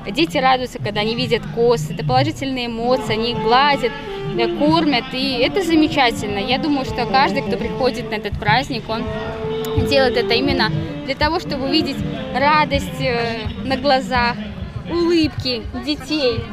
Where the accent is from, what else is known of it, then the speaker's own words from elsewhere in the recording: Ushachy, Vitebsk Region, Belarus; Мы приехали из Ушач городского поселка.